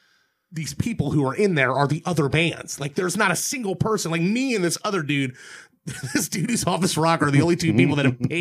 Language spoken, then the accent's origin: English; Dayton, Ohio, United States; where are you from? And I'm like, Dayton, Ohio.